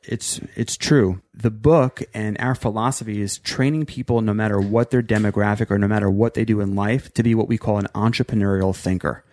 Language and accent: English; New York, United States; also born or lived in Virginia / Maryland; I was born in Virginia, moved to Maryland, but really spent most of my life growing up in New York